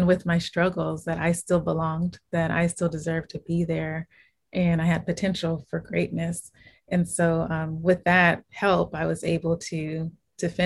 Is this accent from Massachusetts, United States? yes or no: no; Inglewood, California, United States; I was born and raised in Inglewood, California, which is a city within Los Angeles County